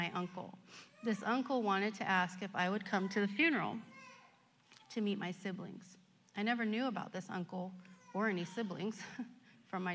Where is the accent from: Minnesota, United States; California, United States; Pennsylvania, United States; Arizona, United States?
California, United States; Stockton; I was born in Stockton, the youngest of two children to a single mom